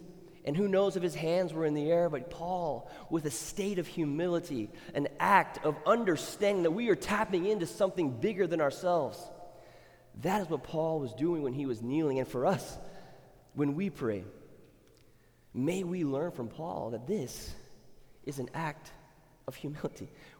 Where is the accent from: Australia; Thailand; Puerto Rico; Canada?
Thailand; moved away; when I grew up in Thailand, names were very... They characterize who the person was or who they looked like.